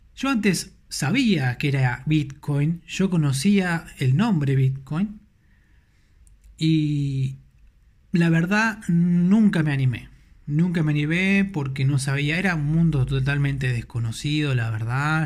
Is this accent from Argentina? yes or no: yes; Buenos Aires, Argentina; soy de Argentina, de Buenos Aires, Argentina, capital federal